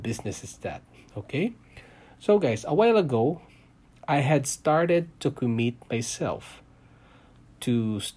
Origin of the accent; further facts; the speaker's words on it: Philippines; moved away as an adult; also born or lived in Singapore; now in Canada; I came from Philippines, guys. I was born there.